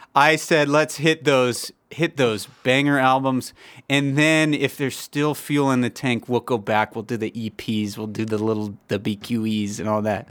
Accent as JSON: {"language": "English", "town": "Los Angeles", "region": "California", "country": "United States", "said": "I'm proud to be from the West Coast. I'm from Los Angeles, the sunny hills of Los Angeles, the beaches"}